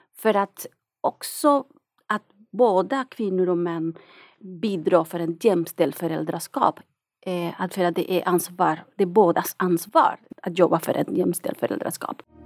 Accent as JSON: {"language": "Swedish", "country": "Nicaragua", "second_language": "Swedish", "moved": "as an adult", "lives_now": "Sweden", "said": "jag kommer från Nicaragua"}